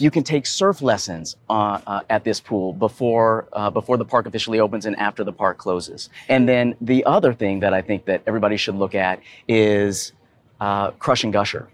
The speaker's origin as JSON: {"language": "English", "town": "Atlanta", "region": "Georgia", "country": "United States", "said": "I am from Atlanta, Georgia"}